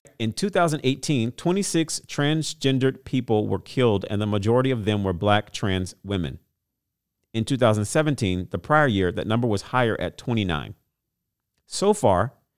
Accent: Louisiana, United States; Shout out to my home state

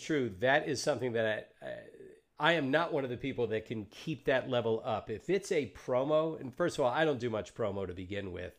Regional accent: Deep South, United States; I grew up in the Deep South

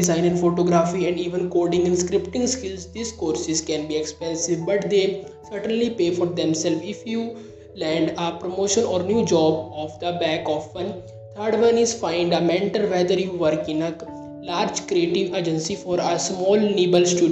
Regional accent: India; I am from India

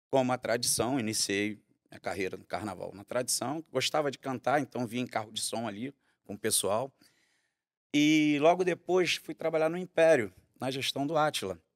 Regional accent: Rio de Janeiro, Brazil; Eu nasci em Campinho, maternidade de Campinho.

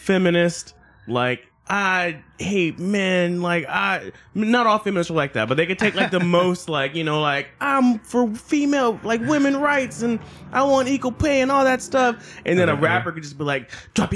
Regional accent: United States; I'm from America

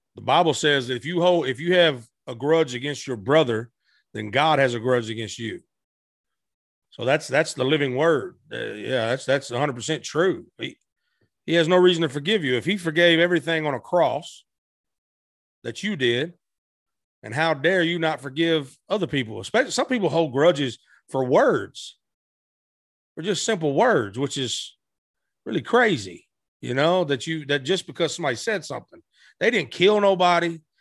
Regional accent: Blytheville, Arkansas, United States; also born or lived in Tennessee / West Memphis, Arkansas; I was born in Tennessee, raised in Arkansas

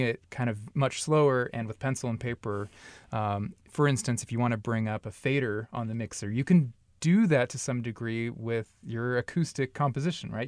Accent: Long Beach, California, United States; moved away as an adult; also born or lived in Upland, California / North Texas / Dallas, Texas; now in Omaha, United States; I'm actually from Southern California, like the L.A. Long Beach area

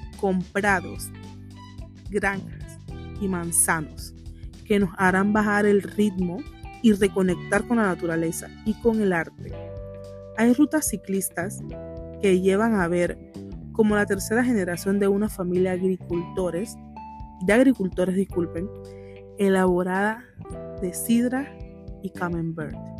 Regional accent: Panama; Panamá, obvio, soy panameña

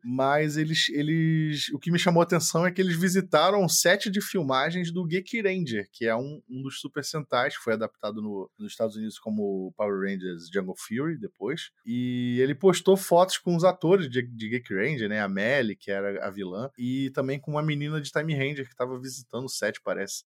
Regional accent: Brazil; eu sou brasileiro

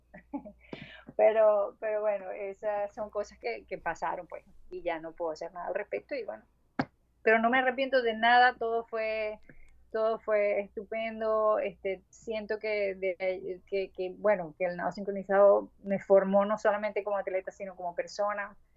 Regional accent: Maracaibo, Zulia, Venezuela; accent: maracucho; moved away; yo soy maracucha

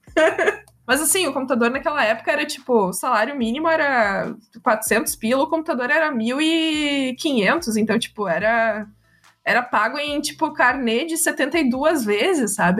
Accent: Viamão, Rio Grande do Sul, Brazil; also born or lived in Porto Alegre; Eu sou de Porto Alegre, mas eu morei boa parte da vida em Viamão

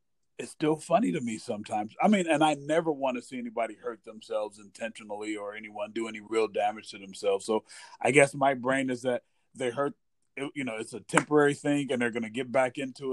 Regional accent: Midwest, United States; growing up in the Midwest

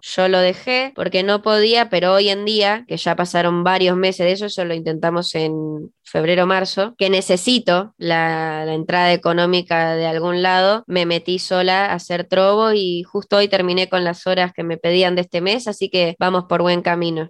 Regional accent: Ezeiza, Buenos Aires Province, Argentina; now in San Martín, Argentina; en mi infancia me, me crié en Ezeiza

